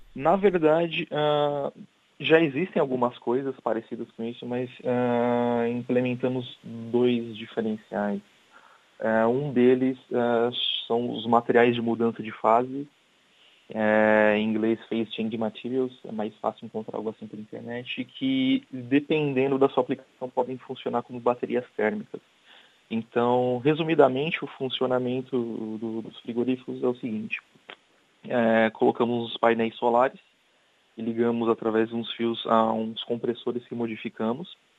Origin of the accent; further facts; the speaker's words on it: São Paulo, Brazil; first language Portuguese; moved away as an adult; also born or lived in Germany / Indonesia / Africa; now in Coimbra, Portugal; Eu sou brasileiro. E eu, eu, gosto muito daqui. O clima, as pessoas são amigáveis. Uh, eu vim de uma cidade grande, que é São Paulo